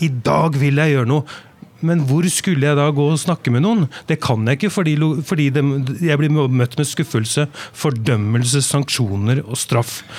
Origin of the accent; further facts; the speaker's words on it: Oslo, Norway; jeg vokste opp i bydel i Oslo